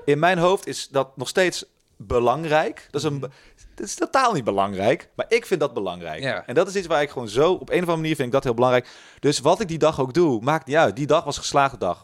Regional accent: Tilburg, North Brabant, Netherlands; moved away; Ik ben in Tilburg opgegroeid

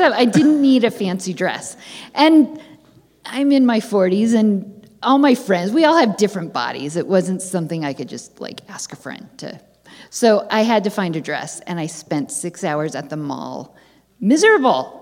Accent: San Francisco area, California, United States; I'm from the San Francisco area

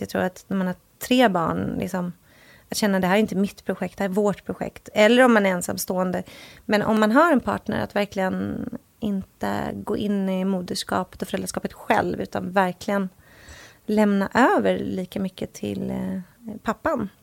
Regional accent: Sweden; moved away as an adult; now in Los Angeles, United States; vi hade ju inget boende i Sverige för vi bodde ju

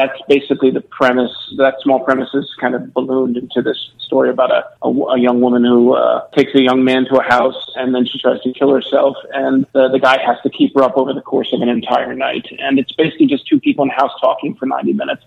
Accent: Milford, Connecticut, United States; we grew up in a small uh, middle class town in Connecticut, uh, right along the shore called Milford

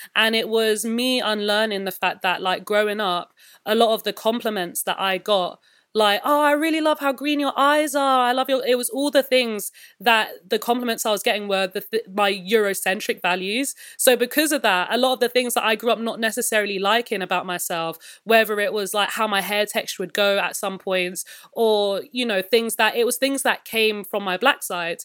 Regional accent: London, United Kingdom; I'm a born and raised, like, West London kid.

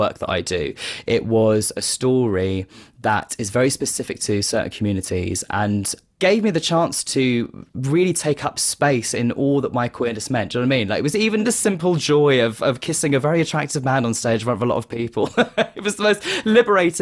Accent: Kent, South East England, United Kingdom; I grew up in Kent with my mum and my sister.

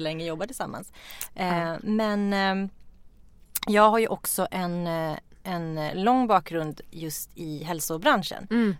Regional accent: Norrland, Sweden; moved away; Vi kommer ifrån Norrland, olika delar.

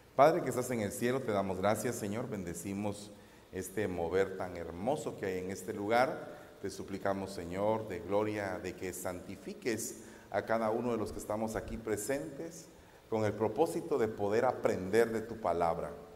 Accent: Guatemala; en mi país los semáforos no están muy computarizados, que digamos, en Guatemala.

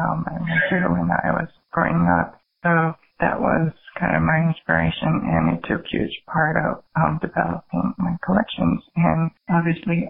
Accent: South Korea; moved away as an adult; now in New York, United States; when I grew up in Korea, society was a little more conservative compared to here

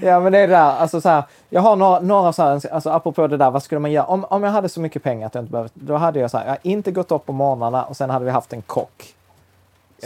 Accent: Sweden; vi är tio miljoner svenskar

